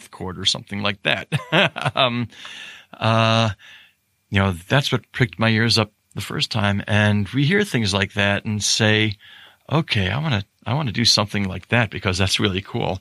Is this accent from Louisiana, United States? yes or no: no; Rochester, New York, United States; I grew up in Rochester